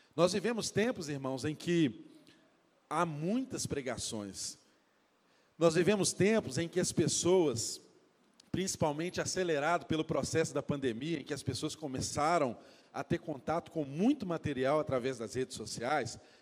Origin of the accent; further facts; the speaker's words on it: Brazil; Eu e você que somos brasileiros